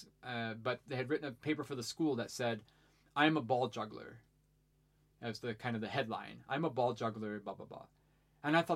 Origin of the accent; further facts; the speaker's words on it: Ohio, United States; as I was a teenager growing up in Ohio